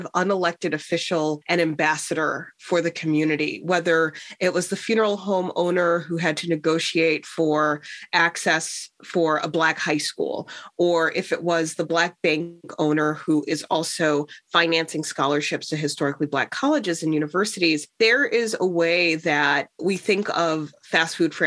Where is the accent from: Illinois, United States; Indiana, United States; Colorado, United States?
Illinois, United States; Chicago; growing up in Chicago